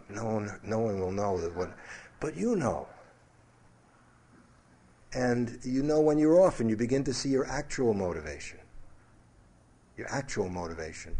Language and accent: English; New York City, New York, United States; growing up in New York City, very athletic, loved sports, play soldier, cowboys and Indians, fighting, all those things. In Brooklyn, it was just natural.